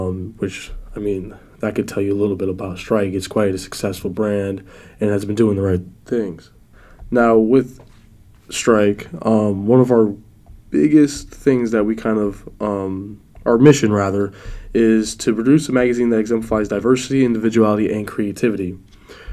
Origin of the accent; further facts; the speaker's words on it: New York City, New York, United States; now in Florida, United States; I reign from New York City. I was born in the Bronx, and I was raised in and out of the city.